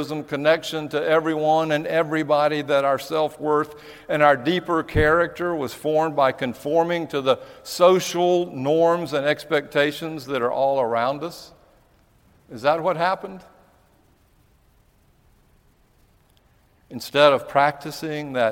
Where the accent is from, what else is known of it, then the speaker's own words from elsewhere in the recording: United States; being an American